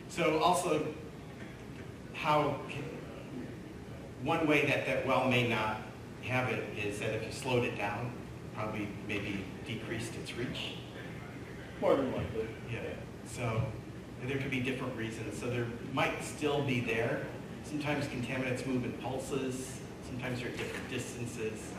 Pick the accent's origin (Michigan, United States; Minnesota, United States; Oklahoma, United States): Michigan, United States; I grew up near Saginaw Bay